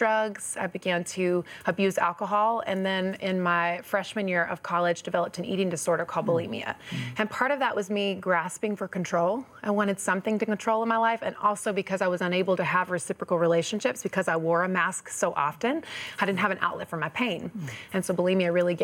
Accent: North Carolina, United States; I was raised in the South in North Carolina

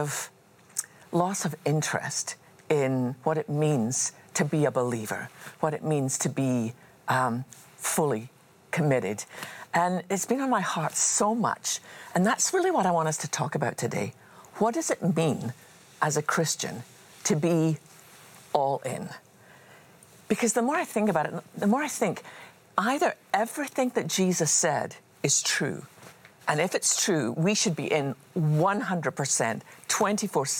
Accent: Scotland, United Kingdom; I was just a wee girl growing up in Scotland.

